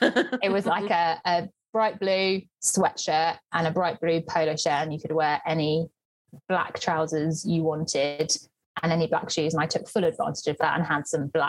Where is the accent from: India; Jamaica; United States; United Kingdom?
United Kingdom; Sussex, South East England; In my hometown in Sussex, and living with mum and dad, so up the road from us.